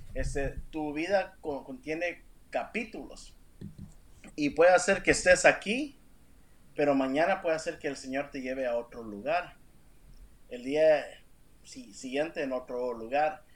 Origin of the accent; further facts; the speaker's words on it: Los Angeles, California, United States; yo crecí en Hollywood. Fui a, Thomas Stark King Middle School y ahí fui a John Marshall High-, School, pero me gradué from Hollywood High